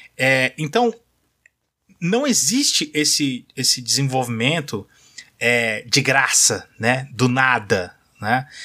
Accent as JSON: {"language": "Portuguese", "region": "São Paulo", "country": "Brazil", "tie": "born or raised there", "moved": "yes", "said": "Eu nasci em São Paulo, né? Não moro em São Paulo hoje, mas eu sou de lá"}